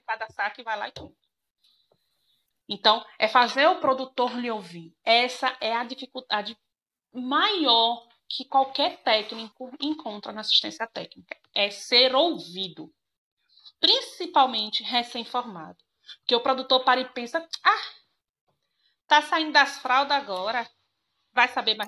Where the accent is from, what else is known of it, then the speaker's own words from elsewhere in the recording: Jacobina, Bahia, Brazil; vim para minha cidade natal, Jacobina, e aí pedi transferência para cá.